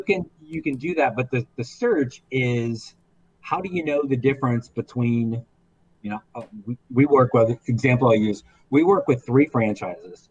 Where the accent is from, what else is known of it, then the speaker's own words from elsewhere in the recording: Indiana, United States; I grew up in Indiana, so I was warped by WGN back in the day